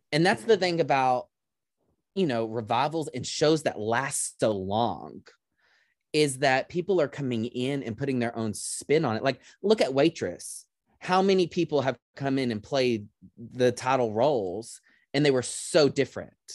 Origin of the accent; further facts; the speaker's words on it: near Dallas, Texas, United States; Dallas is just right down the highway from my hometown